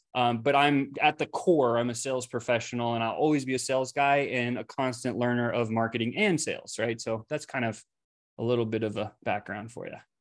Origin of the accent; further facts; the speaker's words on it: South Africa; I was born in South Africa